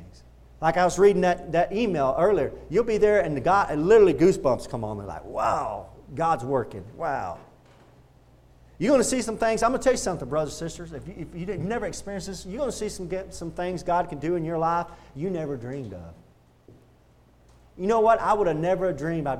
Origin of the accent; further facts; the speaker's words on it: Texas, United States; also born or lived in Pensacola, Florida; I was from Texas